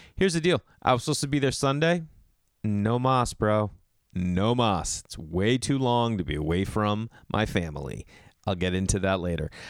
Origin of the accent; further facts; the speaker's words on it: Massachusetts, United States; growing up in Massachusetts